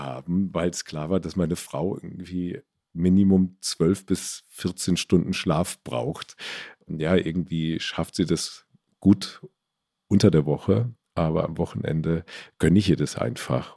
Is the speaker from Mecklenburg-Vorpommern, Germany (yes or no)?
no; Stadtallendorf, Hesse, Germany; also born or lived in Marburg; now in Ammersee, Germany; Wir hatten bei uns in Stadt Allendorf so einen kleinen Dorfladen.